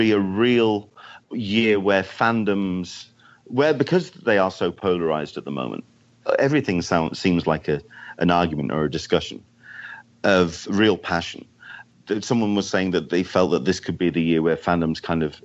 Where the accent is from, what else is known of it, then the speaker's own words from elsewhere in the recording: United Kingdom; now in San Diego, United States; being a Brit in California weather